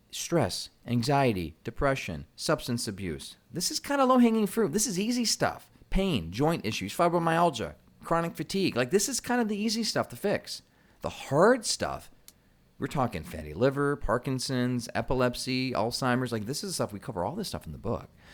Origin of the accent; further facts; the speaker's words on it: Michigan, United States; I'm from Michigan, so we call it pop